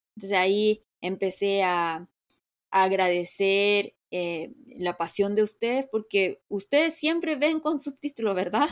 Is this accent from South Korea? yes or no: yes; Seoul, South Korea; Spanish is a second language; moved away; Yo como soy de Seúl, siempre tengo que como regresar a Seúl